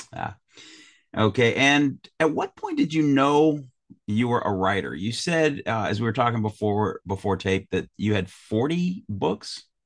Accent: Chicago, Illinois, United States; now in San Diego, United States; I grew up in Chicago. That's my hometown, and living out here in San Diego

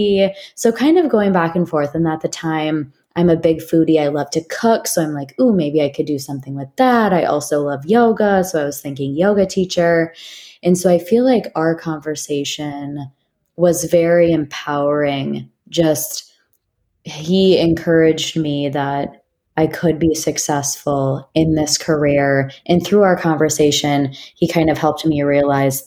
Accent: Minnesota, United States; moved away as an adult; now in San Francisco Bay Area, United States; I'm originally from Minnesota

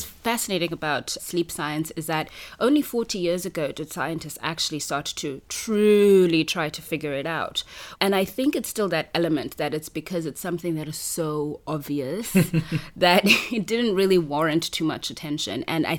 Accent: Harare, Zimbabwe; moved away as an adult; now in China; I'm from Harare.

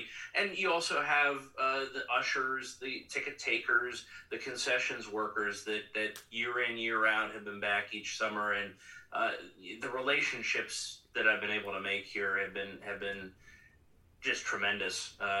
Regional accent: Bellefonte, Pennsylvania, United States; I'm originally from Bellefonte.

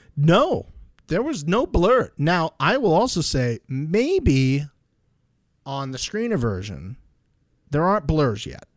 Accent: Tampa, Florida, United States; my hometown, Tampa, Florida.

